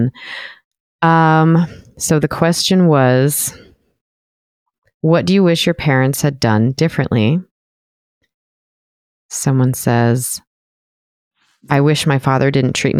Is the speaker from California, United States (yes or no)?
yes; Southern California, United States; moved away; also born or lived in Washington; I grew up in Southern California